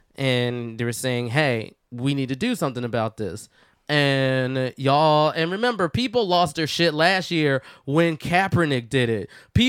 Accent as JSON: {"language": "English", "town": "Philadelphia", "region": "Pennsylvania", "country": "United States", "said": "I'm from Philly."}